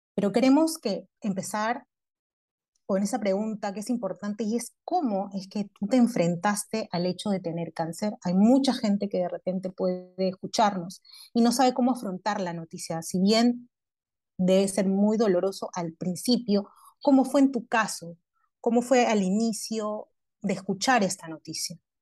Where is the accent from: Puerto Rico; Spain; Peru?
Peru; los peruanos somos muy fuertes